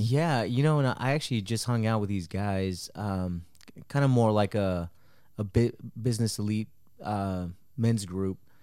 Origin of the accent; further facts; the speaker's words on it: Marble Falls, Texas, United States; also born or lived in Mexico; my parents brought me to Texas when I was four and I grew up in Marble Falls